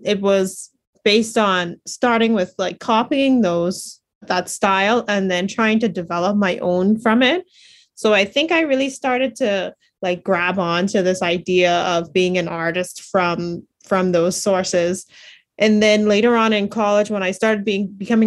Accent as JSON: {"language": "English", "country": "Bahamas", "tie": "born or raised there", "said": "growing up in the Bahamas, I didn't really have a lot of exposures to art museums and galleries"}